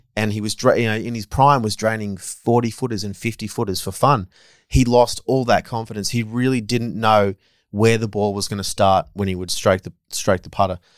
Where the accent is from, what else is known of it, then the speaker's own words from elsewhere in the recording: Australia; as an Aussie